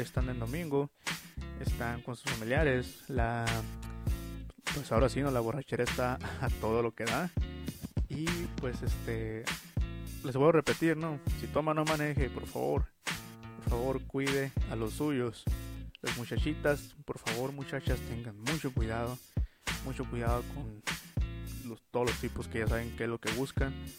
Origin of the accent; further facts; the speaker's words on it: Mexico; como mexicanos